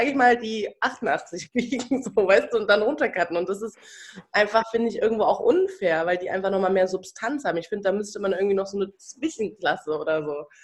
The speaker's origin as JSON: {"language": "German", "town": "Cologne", "region": "North Rhine-Westphalia", "country": "Germany", "lives_now": "Berlin, Germany", "said": "Yes, ich bin ein Kölscher Mädchen."}